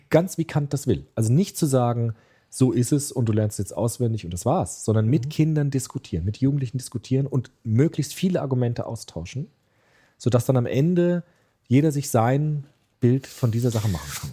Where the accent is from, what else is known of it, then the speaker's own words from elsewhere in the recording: Germany; bei uns in Deutschland